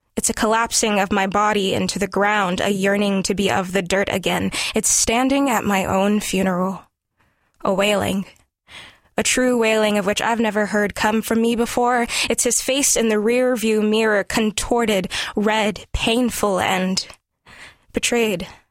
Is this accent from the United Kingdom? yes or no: no; Gonzales, Louisiana, United States; moved away; I was raised mostly in Gonzales, Louisiana